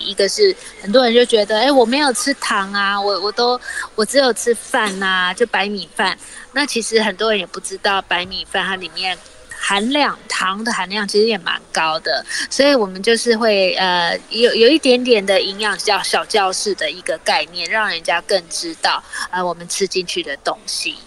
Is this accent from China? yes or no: no; Tainan, Taiwan; 我是台南人嘛，所以我爸爸妈妈从小就是觉得，哎，我们什么，吃什么东西要沾什么酱，然后嗯。吃什么东西要沾什么调味料，所以我从小就是这样子的一个环境长大的